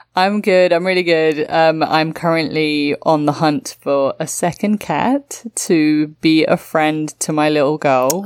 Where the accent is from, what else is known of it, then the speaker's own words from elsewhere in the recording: London, United Kingdom; my hometown of London